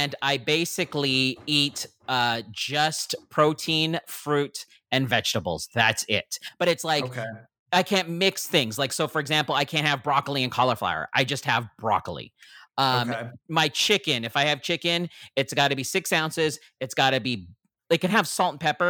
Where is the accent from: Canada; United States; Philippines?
Philippines; being a Filipino